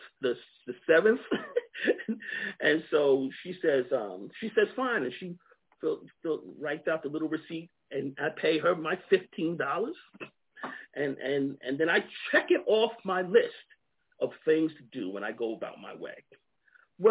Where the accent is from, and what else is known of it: Long Island, New York, United States; born or raised there; moved away as an adult; also born or lived in Alabama / Georgia / Akron, Ohio; now in Montgomery, United States